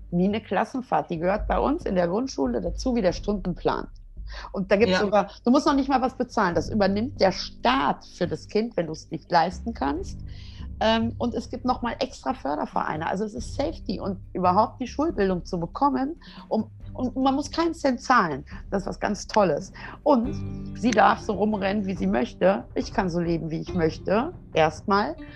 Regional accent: Germany; Ich finde es halt als Deutscher immer schwierig, über das Land als solches wirklich zu schimpfen

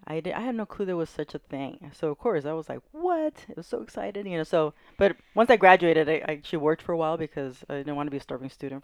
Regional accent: Carson, California, United States; now in San Pedro, United States; I grew up in Carson.

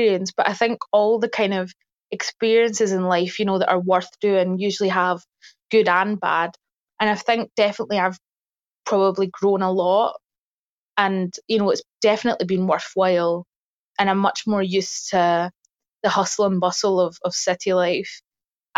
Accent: Port Glasgow, Scotland, United Kingdom; moved away as an adult; also born or lived in Greenock; now in London, United Kingdom; I grew up, well, just beside that, actually, in Port Glasgow

